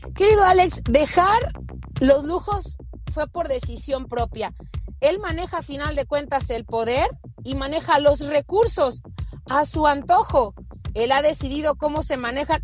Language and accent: Spanish; Mexico; en mi país en México